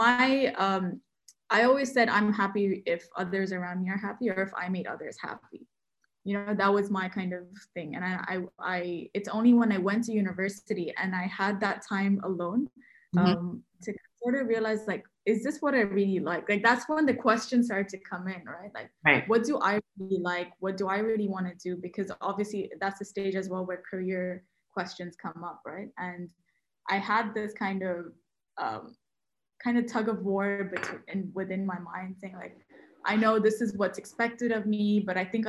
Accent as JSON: {"language": "English", "region": "Sharjah", "country": "United Arab Emirates", "tie": "born or raised there", "said": "we are Indian, but raised in UAE. So essentially completely brought up in Sharjah"}